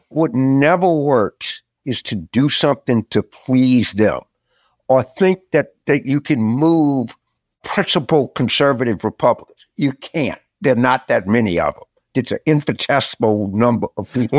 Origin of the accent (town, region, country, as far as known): Carville, Louisiana, United States; born or raised there